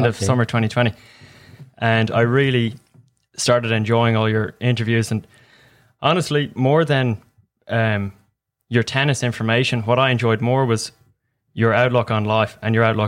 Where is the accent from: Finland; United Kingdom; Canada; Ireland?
Ireland; Dublin, Leinster; moved away as an adult; also born or lived in Greenwood, South Carolina / Mobile, Alabama; now in United States; I'm from Dublin, Ireland